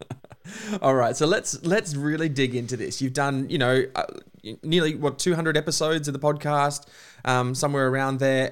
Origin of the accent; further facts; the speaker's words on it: Queensland, Australia; now in Melbourne, Australia; I'm a Queenslander by birth, Melburnian by choice